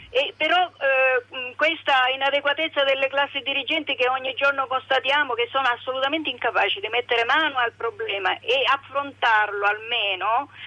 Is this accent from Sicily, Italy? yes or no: yes; Sicily, Italy; moved away as an adult; also born or lived in northern Italy; sono siciliana